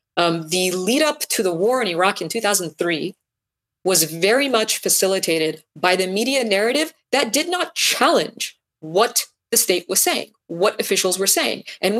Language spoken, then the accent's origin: English; United States; because I'm an American